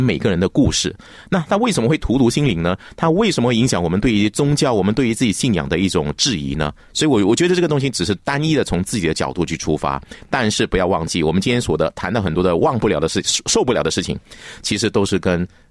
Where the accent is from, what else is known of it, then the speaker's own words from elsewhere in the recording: Malaysia; 我们马来西亚人